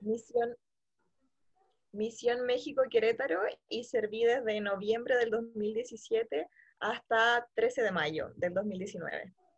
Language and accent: Spanish; Santiago, Santiago Metropolitan Region, Chile; soy de Santiago de Chile